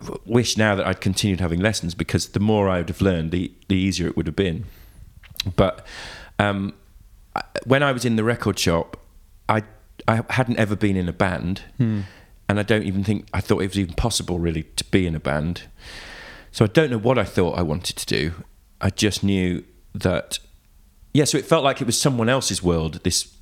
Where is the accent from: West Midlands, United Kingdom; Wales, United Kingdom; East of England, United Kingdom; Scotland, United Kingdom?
West Midlands, United Kingdom; Leamington Spa; moved away; I grew up just outside in a little sort of modern village outside Leamington